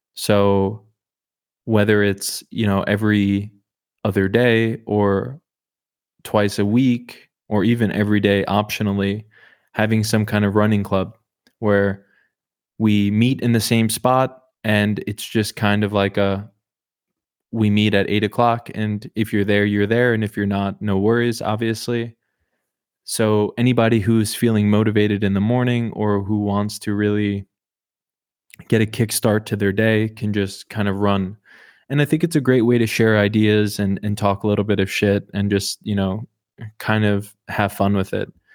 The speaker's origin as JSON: {"language": "English", "region": "Oklahoma", "country": "United States", "tie": "born or raised there", "said": "I was born in the state above Texas"}